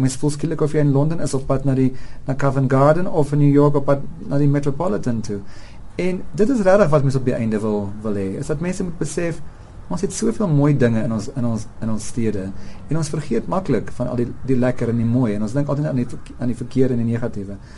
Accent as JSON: {"language": "Afrikaans", "region": "South Africans and Gautengers", "country": "South Africa", "said": "ons as Suid-Afrikaners en Gautengers"}